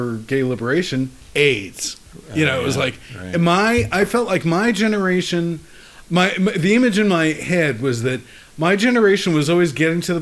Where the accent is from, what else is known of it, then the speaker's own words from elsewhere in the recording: New York City, New York, United States; moved away as an adult; now in San Francisco, United States; In Queens, in New York City